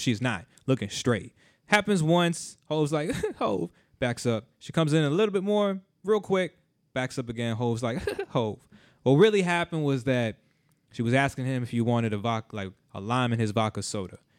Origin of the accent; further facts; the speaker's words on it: South Florida, United States; I grew up in South Florida.